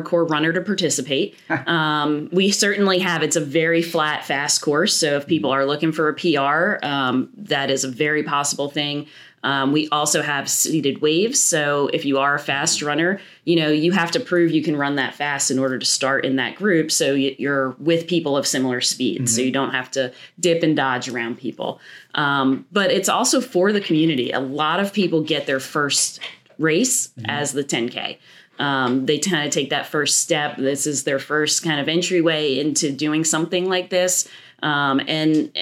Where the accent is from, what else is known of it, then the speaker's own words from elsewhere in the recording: New Jersey, United States; moved away as an adult; also born or lived in West Virginia; now in Richmond, United States; I am originally from New Jersey